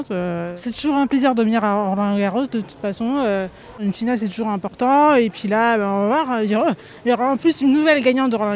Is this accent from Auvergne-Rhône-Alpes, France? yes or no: yes; Lyon, Auvergne-Rhône-Alpes, France; je jouais en club euh, dans ma petite région, euh, je suis lyonnaise.